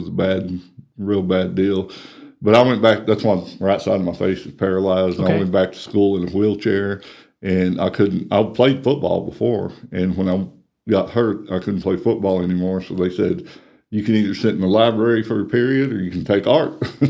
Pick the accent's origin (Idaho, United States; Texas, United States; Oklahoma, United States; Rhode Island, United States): Texas, United States; Amarillo; I was born here.